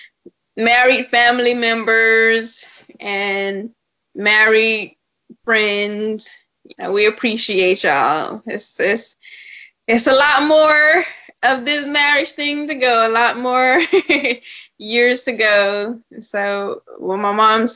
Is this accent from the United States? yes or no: yes; South Florida, United States; I'm from South Florida